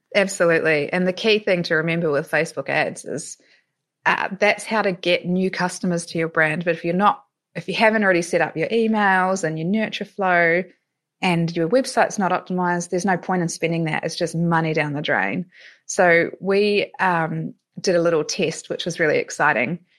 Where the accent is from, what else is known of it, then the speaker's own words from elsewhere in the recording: New Zealand; moved away as an adult; also born or lived in Melbourne, Australia; now in Europe; I'm originally from New Zealand, but spent eleven and a half years living in Melbourne.